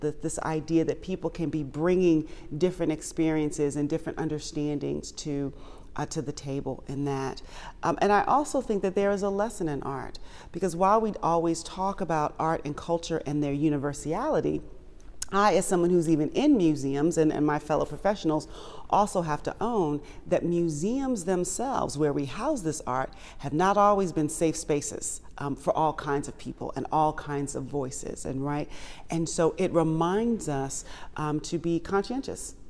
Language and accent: English; Washington, District of Columbia, United States; I was born and raised in the Washington, D C area